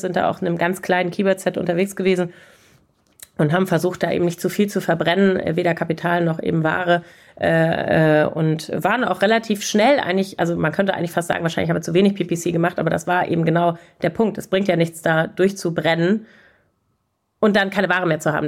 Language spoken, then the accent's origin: German; Germany; als Deutsche